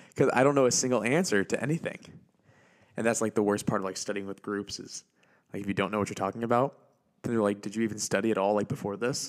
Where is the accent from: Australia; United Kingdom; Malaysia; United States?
United States; Auburn, Indiana; here in Auburn, your hometown, well, my hometown